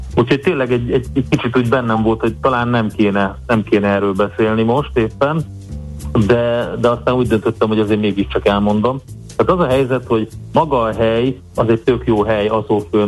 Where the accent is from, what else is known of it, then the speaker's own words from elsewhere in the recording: Hungary; én olyan helyeken nőttem fel, Duna mellett főleg, de különböző kis tavaknál